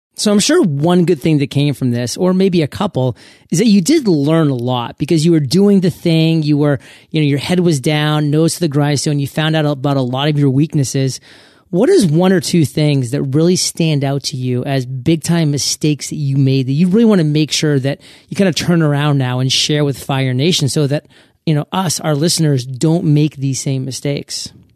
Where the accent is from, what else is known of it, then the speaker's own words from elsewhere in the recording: New England, United States; moved away as an adult; also born or lived in Manhattan, Kansas; I was actually born and raised in New England